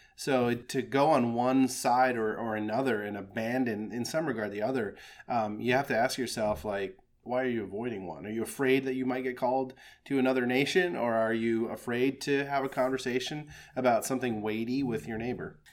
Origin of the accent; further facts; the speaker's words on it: Midwest, United States; I'm a Midwestern guy. I was raised in the Midwest